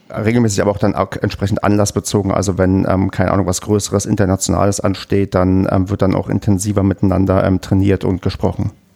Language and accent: German; Brandenburg, Germany; accent: Berlinerisch; Ich bin ja in Brandenburg ähm, geboren und aufgewachsen und habe früher auch sehr stark Berlinert